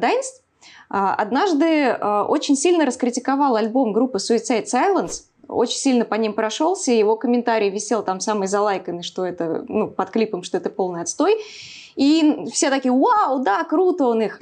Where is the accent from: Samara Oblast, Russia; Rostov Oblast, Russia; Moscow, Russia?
Samara Oblast, Russia; Samara; я из Самары